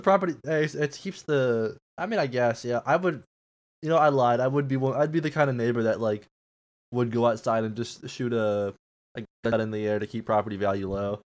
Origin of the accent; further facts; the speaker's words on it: United States; we're American